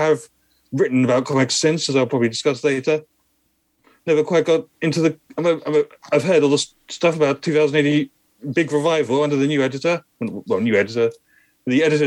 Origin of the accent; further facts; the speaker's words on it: Peterborough, East of England, United Kingdom; I grew up in Peterborough in Cambridgeshire